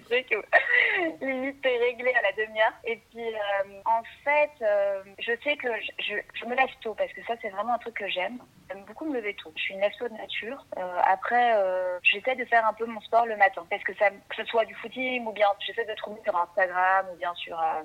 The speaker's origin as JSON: {"language": "French", "town": "Brussels", "region": "Brussels-Capital Region", "country": "Belgium", "tie": "born or raised there", "moved": "yes", "lives_now": "Paris, France", "said": "je suis belge, en fait. Moi, je suis née à Bruxelles"}